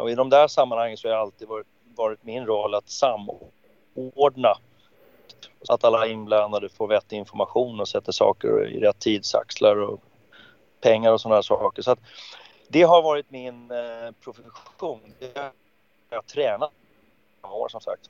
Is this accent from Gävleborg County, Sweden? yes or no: no; Stockholm, Stockholm County, Sweden; jag växte ju upp i Farsta